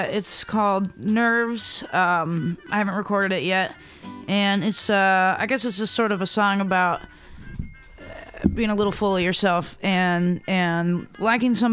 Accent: Ellensburg, Washington, United States; also born or lived in Seattle; when I was growing up in Ellensburg

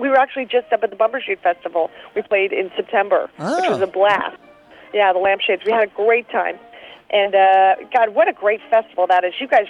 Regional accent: Philadelphia, Pennsylvania, United States; moved away; also born or lived in New York / Chicago; I'm from Philadelphia. I lived in New York. I lived in Chicago for 5 years.

